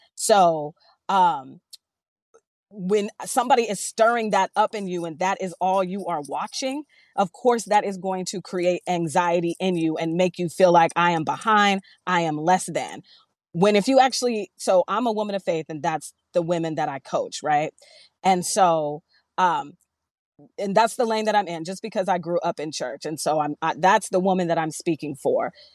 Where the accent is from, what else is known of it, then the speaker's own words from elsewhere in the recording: Seattle, Washington, United States; now in Eastern Washington, United States; I am from Seattle, Seattle all day